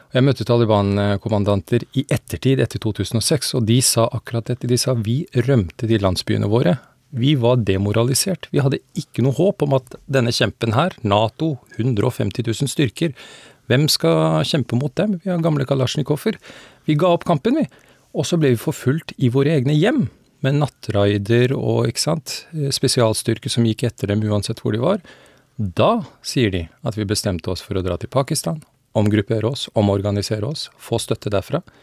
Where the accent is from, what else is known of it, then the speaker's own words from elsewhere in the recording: Afghanistan; now in Norway; Jeg kommer opprinnelig fra Afghanistan og har dekket konflikten i landet i mange år